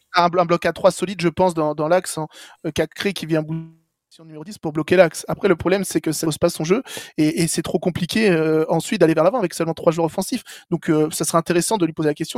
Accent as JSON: {"language": "French", "town": "Orléans", "region": "Centre-Val de Loire", "country": "France", "said": "je suis d'Orléans"}